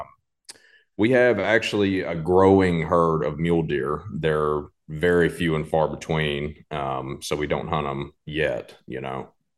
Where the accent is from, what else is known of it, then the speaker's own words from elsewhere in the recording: Lakeland, Tennessee, United States; also born or lived in College Station, Texas; it's where I'm originally from. My whole family's from here